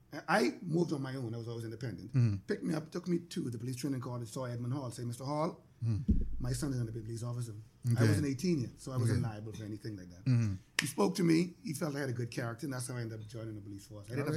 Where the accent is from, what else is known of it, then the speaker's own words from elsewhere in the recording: Nassau, New Providence, Bahamas; Grew up in Nassau Village, went to the state for a while to go to school, came back.